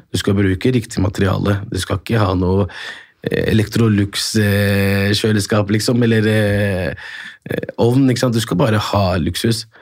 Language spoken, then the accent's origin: Norwegian; Morocco; now in Norway; Jeg er opprinnelig fra Marokko